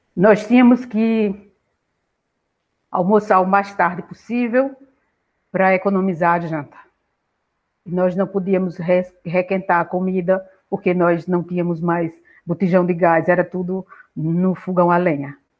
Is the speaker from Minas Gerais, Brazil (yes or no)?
no; Gravatá do Ibiapina, Pernambuco, Brazil; eu nasci num lugar, numa vila do interior de Pernambuco, no sopé, na base da Serra de Itaquaritinga do Norte, de Itaquá, e chama-se Gravatá, Gravatá